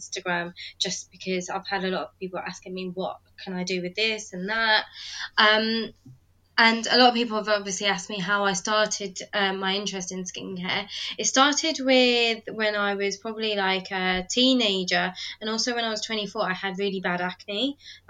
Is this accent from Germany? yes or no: no; United Kingdom; accent: British; also born or lived in London; I'm British, as you can maybe tell from my accent. I currently live in London